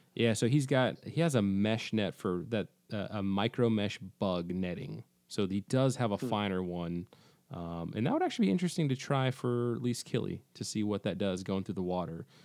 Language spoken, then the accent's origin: English; Pacific Northwest, United States; I'm from, you know, I'm from the Pacific Northwest